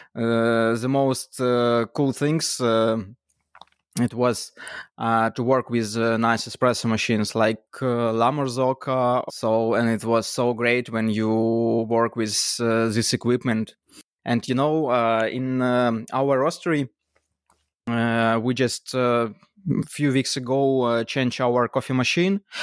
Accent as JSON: {"language": "English", "region": "Kyiv", "country": "Ukraine", "said": "from, uh, Kyiv, Ukraine."}